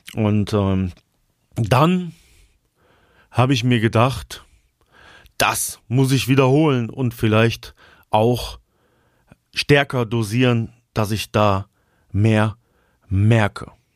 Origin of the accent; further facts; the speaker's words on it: Altenau, Germany; in meiner Heimatstadt Altenau